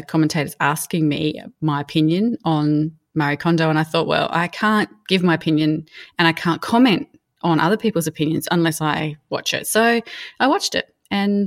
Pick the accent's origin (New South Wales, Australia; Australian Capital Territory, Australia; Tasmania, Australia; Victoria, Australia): Victoria, Australia; Mildura; as a teenager growing up in Mildura